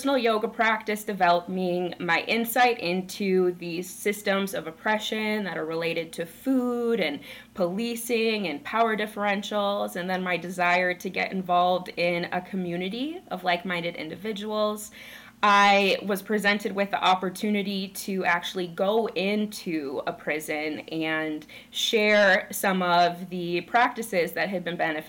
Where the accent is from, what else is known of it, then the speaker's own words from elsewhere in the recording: rural Minnesota, United States; I grew up in Minnesota. I was raised in rural Minnesota